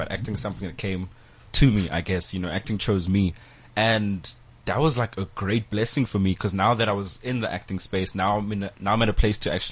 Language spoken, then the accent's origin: English; Cape Town, Western Cape, South Africa; moved away as an adult; now in Johannesburg, South Africa; I moved from Cape Town to Wits, then I left Wits, but I was still here in Joburg